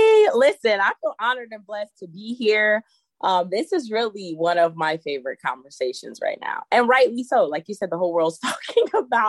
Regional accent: New York, United States; now in Indiana, United States; I'm originally from New York and I live in Indiana.

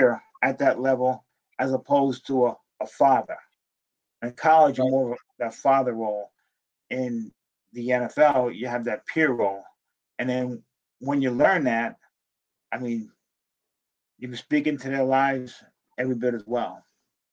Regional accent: Dumont, New Jersey, United States; because I grew up in New Jersey, I was a Giants fan

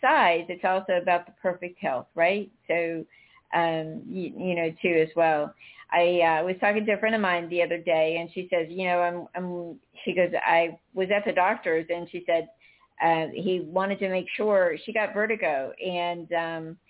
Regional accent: North Carolina, United States; now in South Florida, United States; I'm from North Carolina

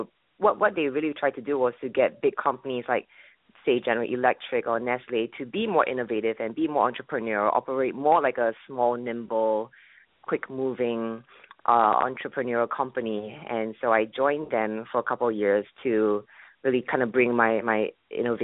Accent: Singapore; moved away as an adult; also born or lived in Boston, United States; now in United States; I'm originally from Singapore

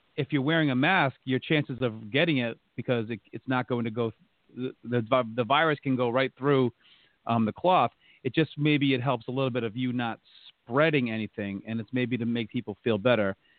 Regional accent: North Attleboro, Massachusetts, United States; born or raised there

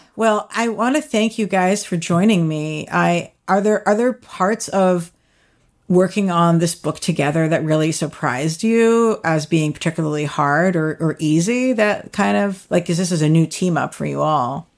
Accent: United States; now in New York City, United States; I'm from right outside D C, and I sort of grew up going to the city all the time

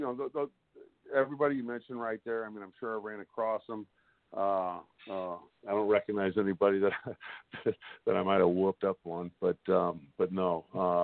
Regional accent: Cottleville, Missouri, United States; I was raised in Cottleville, Missouri

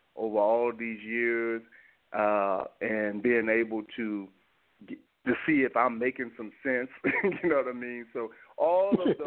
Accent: Little Rock, Arkansas, United States; moved away as an adult; now in Morocco; I was born in Little Rock, Arkansas

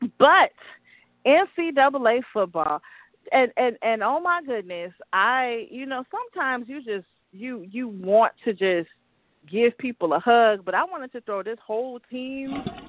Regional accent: the South, United States; No, granted, we're from the South. We can handle it.

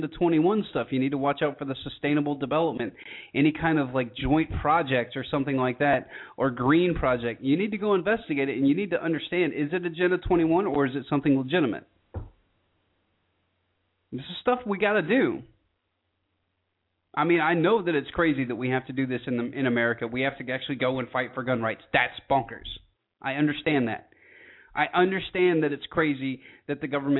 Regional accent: rural Georgia, United States; I grew up in Georgia, rural Georgia

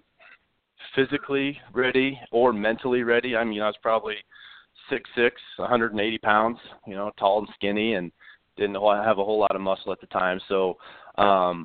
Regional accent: Iowa, United States; growing up in Iowa. We played our high school baseball in the summer.

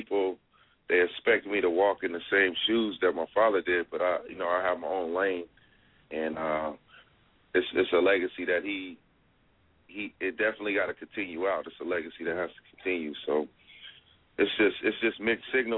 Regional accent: Compton, California, United States; Grew up in Compton

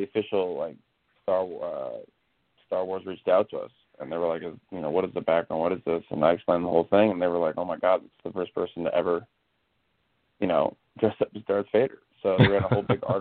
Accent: Orange County, California, United States; also born or lived in Los Angeles; I was born in Orange County

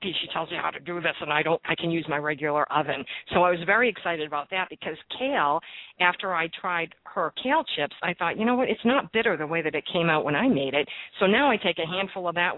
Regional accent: Boston, Massachusetts, United States; now in New Jersey, United States; I am from Boston, and I started going to the local markets when I moved here

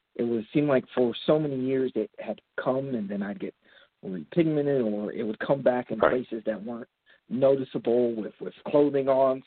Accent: Central Florida, United States; moved away as an adult; now in Atlanta, United States; I am from Atlanta, Georgia. I mean, I guess I am technically from Central Florida, but I've lived in Atlanta, Georgia the last 20 years

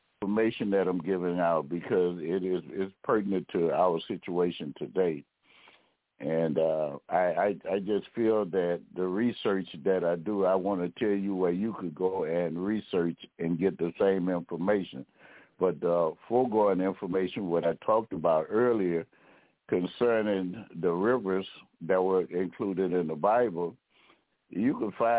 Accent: United States; I am of African descent, but I'm American

